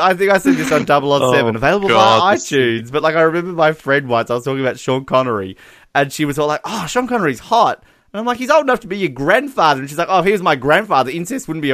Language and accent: English; Australia; accent: Australian; We are Australian. I'm a little bit, you know, feminine-sounding Australian